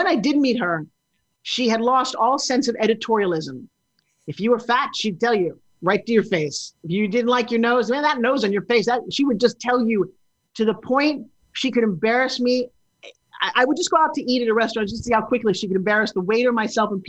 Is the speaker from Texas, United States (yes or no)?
no; New York, United States; I'm from New York